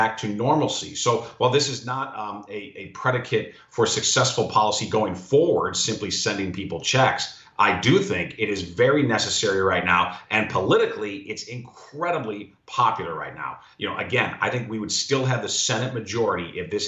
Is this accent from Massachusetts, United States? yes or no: no; Illinois, United States; my home state of Illinois